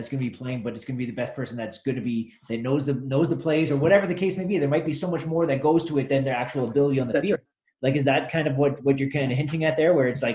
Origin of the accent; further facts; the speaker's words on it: Sudbury, Ontario, Canada; I grew up playing football in Sudbury